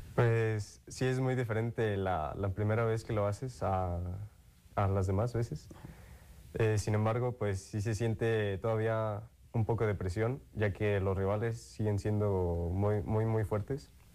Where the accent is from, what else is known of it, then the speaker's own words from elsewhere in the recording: Morelia, Michoacán, Mexico; soy de aquí, de Morelia